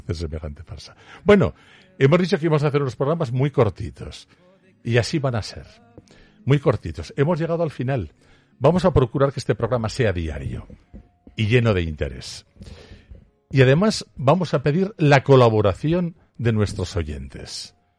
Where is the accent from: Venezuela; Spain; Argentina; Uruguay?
Spain; Aragon; solo soy un zapatero aragonés